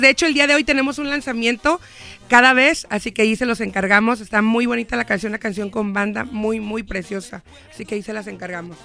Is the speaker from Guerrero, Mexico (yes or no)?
no; Michoacán, Mexico; moved away as an adult; now in United States; Yo nací en Michoacán, vine aquí a los 20 años